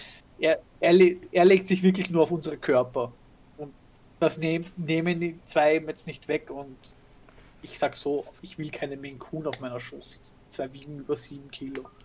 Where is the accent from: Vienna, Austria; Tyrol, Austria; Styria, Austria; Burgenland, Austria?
Vienna, Austria; als Wienerin